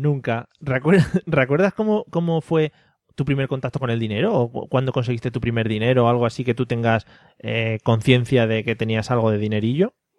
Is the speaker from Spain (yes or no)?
yes; a village in Toledo, Castilla-La Mancha, Spain; somos de Toledo, somos de Toledo, un pueblo de Toledo.